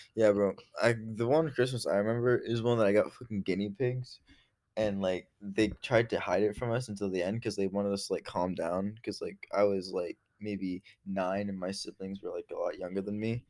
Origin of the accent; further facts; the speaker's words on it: Rockland, Maine, United States; I was living in Rockland from, like, f, preschool to seventh grade